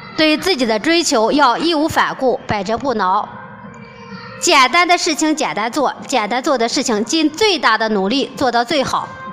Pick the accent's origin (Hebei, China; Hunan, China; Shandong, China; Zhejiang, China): Hebei, China; Shijiazhuang; 我的家在河北石家庄